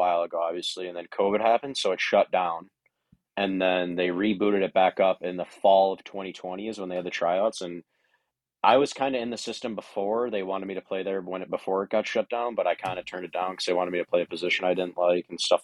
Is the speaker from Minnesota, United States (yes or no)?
yes; Maplewood, Minnesota, United States; I grew up in Maplewood, Minnesota, and actually went to Woodbury High School